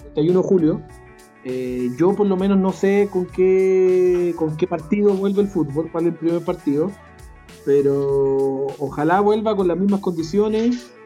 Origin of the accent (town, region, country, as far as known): Chile